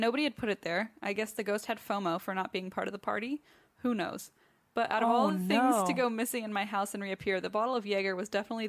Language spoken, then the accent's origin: English; New Jersey, United States; I'm originally from Northern Jersey, where I hope you're coming to Asbury Park, where I grew up in an old house built in the 1920s.